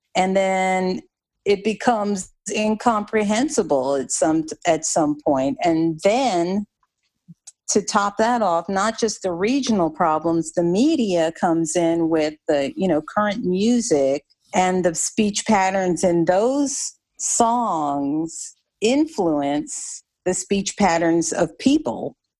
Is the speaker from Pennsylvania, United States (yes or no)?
no; New Jersey, United States; moved away; also born or lived in the South (US); I'm I'm originally from New Jersey